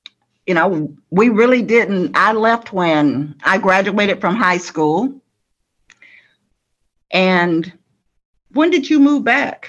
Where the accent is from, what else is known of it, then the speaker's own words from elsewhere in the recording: Georgia, United States; moved away as an adult; I just moved back to my hometown. I'd only been in town maybe for 5 days.